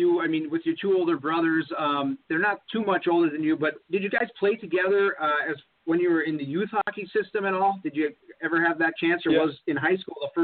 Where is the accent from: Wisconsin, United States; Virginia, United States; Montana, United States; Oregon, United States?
Wisconsin, United States; We're close to Duluth. So we're from Wisconsin, but we're kind of rivals with Duluth East.